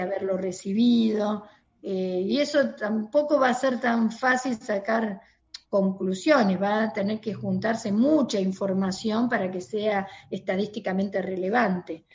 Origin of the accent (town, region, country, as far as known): Argentina